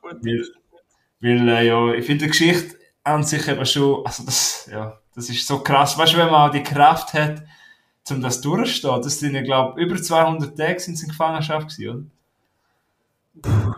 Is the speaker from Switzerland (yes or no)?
yes; Graubünden, Switzerland; ich bin ein Bündner, aber ich kann leider kein retro romanisch